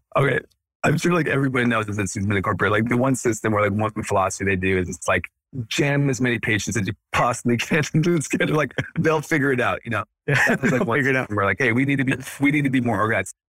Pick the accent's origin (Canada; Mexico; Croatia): Canada; moved away as an adult; also born or lived in Edmonton, Alberta / Los Angeles; now in United States; I grew up in Canada, so I'm Canadian born and raised.